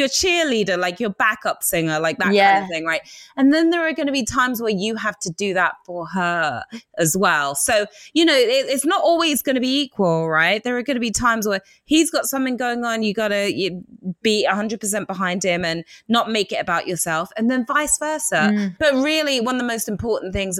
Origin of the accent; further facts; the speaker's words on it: England, United Kingdom; accent: English; my English accent